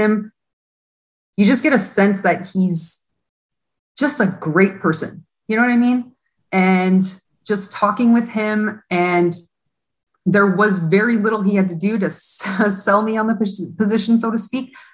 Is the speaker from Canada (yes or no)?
yes; Hamilton, Ontario, Canada; also born or lived in Toronto; I'm actually from Hamilton, and I was with the Ty Cats previously